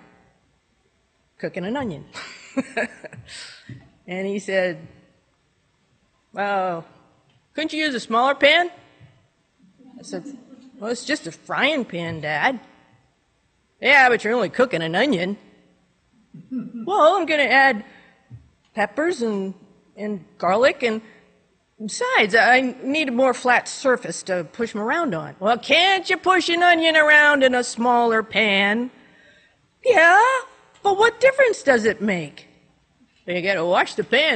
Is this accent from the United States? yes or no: yes; New Hampshire, United States; I was born and raised in New Hampshire, lived here all my life